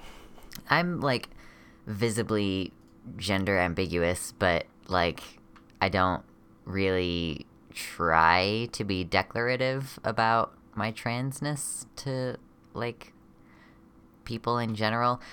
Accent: United States; a trans masculinish person from the America area

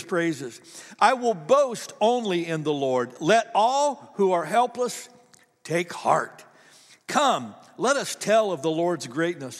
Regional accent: Ohio, United States; I grew up in Ohio

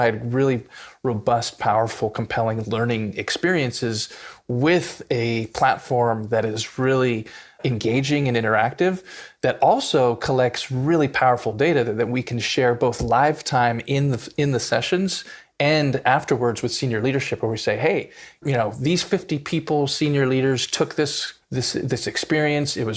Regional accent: Southern California, United States; I grew up in Southern California in the 80s and 90s as a white kid, lower middle class.

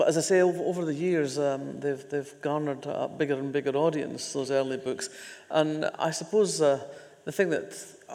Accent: Fife, Scotland, United Kingdom; also born or lived in Oxford; I grew up in mining villages in Fife.

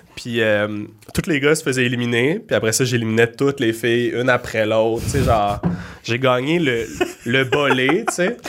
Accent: Laval, Quebec, Canada; je viens de Laval

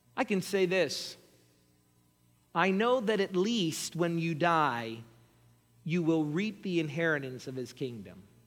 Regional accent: United States; we, as American Christians

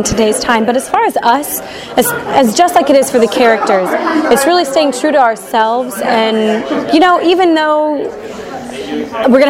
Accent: Evansville, Indiana, United States; now in Irvine, United States; I'm originally from Evansville, Indiana

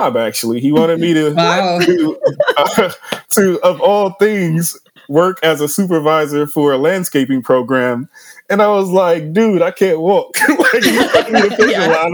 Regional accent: Cleveland, Ohio, United States; I was born and raised in Cleveland, Ohio, grew up in the Glenville neighborhood.

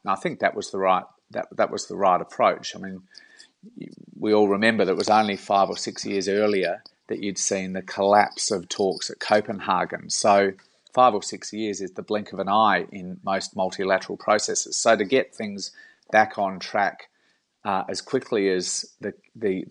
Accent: South Australia, Australia; I'm from South Australia

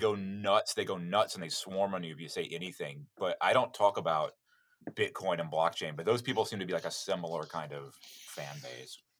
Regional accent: Destin, Florida, United States; moved away as an adult; also born or lived in Alabama / New Orleans, Louisiana; now in Japan; I'm from Destin, Florida, the resort the resort town of Destin, Florida

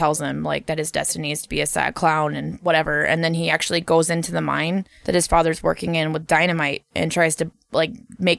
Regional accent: California, United States; I'm like, I came from California. So of course I knew about it.

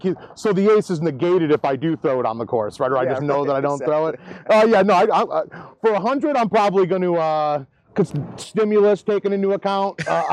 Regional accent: Western Massachusetts, United States; I'm from Western Massachusetts.

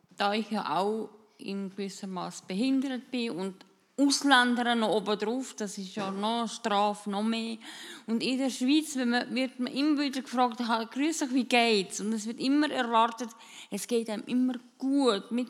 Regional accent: Austria; moved away; wenn ich nach Österreich gehe, wo ich aufgewachsen bin, und die Leute sagen dann, ja, wenn es ihnen da nicht passt, dann gehen sie doch wieder zurück. dann sage ich dann, nach 42 Jahren, wo, wo soll ich zurückgehen?

